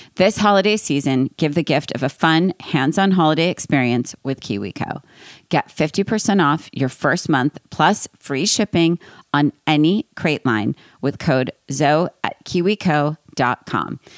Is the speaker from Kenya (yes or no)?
no; East Coast, United States; I'm from East Coast